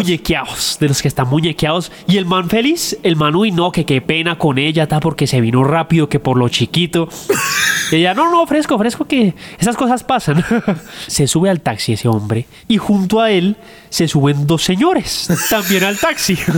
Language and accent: Spanish; Bogotá, Colombia; somos bogotanos